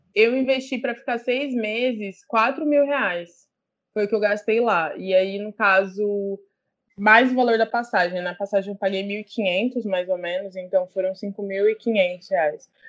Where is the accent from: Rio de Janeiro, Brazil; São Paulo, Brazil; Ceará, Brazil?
São Paulo, Brazil; Ribeirão Preto; now in São Paulo, Brazil; eu sou do interior de São Paulo, Ribeirão Preto, é, mas atualmente eu moro em São Paulo